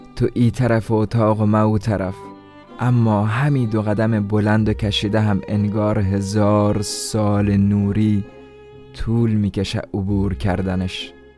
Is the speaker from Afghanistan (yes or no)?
no; Iran; خودم هم لحجه درست حسابی در این نداره چون در ایران در دنیا آمدم